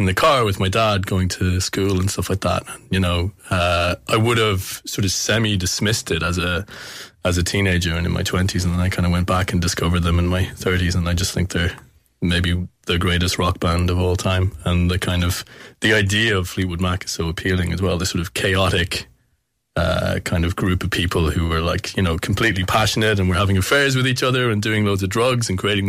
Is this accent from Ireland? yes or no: yes; Kilkenny, Leinster, Ireland; it was in my hometown